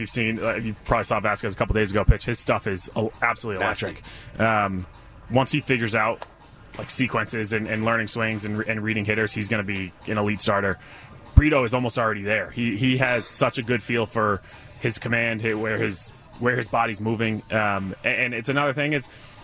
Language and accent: English; Rhode Island, United States; because I'm from Rhode Island